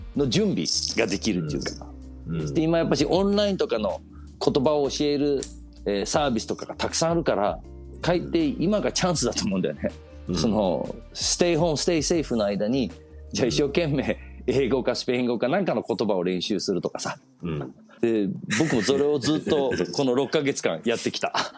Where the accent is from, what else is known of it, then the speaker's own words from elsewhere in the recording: Copenhagen, Capital Region of Denmark, Denmark; 日本人の親でデンマークで生まれる